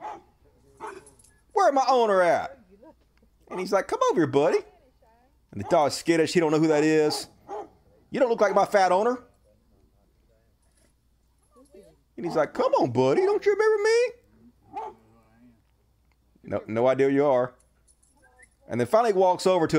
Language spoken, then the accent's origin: English; United States; I'm American